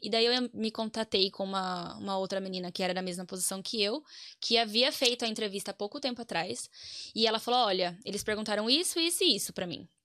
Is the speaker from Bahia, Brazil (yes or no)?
no; Piracicaba, São Paulo, Brazil; accent: caipira; Eu sou nascida em São Paulo, mas moro em Piracicaba, que é interior, desde os meus cinco anos. Então já hum. sou caipira